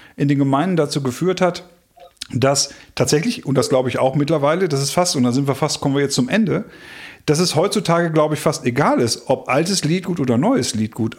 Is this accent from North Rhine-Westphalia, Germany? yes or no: yes; North Rhine-Westphalia, Germany; hier bei uns in Ostwestfalen hier mit Tönnies in Gütersloh eine Riesenschlachterei